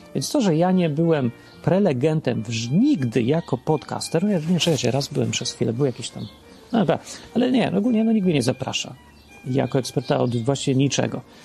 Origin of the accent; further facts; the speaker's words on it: Poland; W rzeczywistości dawnej, w starej Polsce, w P R L-u